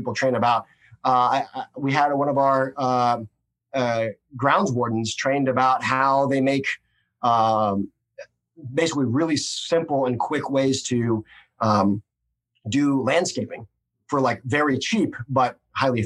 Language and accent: English; Missouri, United States; I'm a hick from Missouri